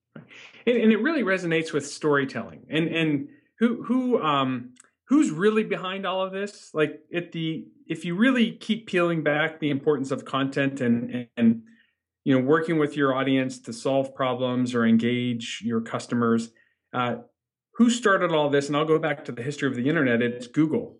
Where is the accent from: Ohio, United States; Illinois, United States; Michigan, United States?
Ohio, United States; Northeast; I grew up in Northeast Ohio.